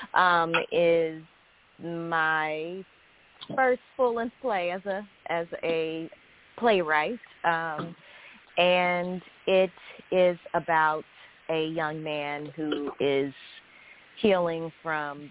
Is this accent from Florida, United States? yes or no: no; Chicago, Illinois, United States; moved away as an adult; also born or lived in San Francisco Bay Area; now in New York, United States; I was born and raised in Chicago, but I haven't lived in Chicago since after graduating from college.